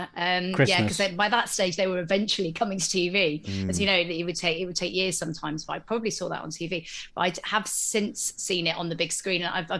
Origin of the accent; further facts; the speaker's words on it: Exeter, South West England, United Kingdom; I grew up in Exeter, and at that stage, actually didn't feel like there was loads to do other than go to the shops or go to the cinema during the day